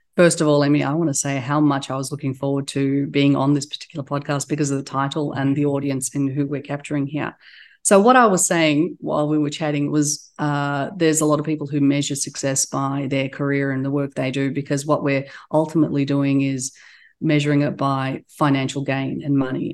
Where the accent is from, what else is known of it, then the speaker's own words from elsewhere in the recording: Australia; accent: Australian; also born or lived in Turkey; now in United States; we immigrated to Australia when I was a, a baby. And so I was raised there.